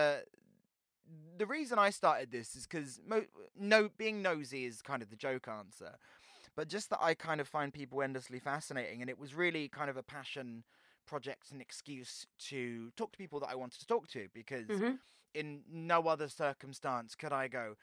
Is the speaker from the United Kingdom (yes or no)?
yes; Portsmouth, South East England, United Kingdom; moved away as an adult; now in Brighton, United Kingdom; that's my hometown.